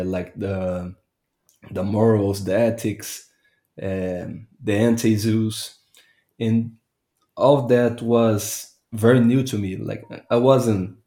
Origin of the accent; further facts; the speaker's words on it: Brazil; I'm Brazilian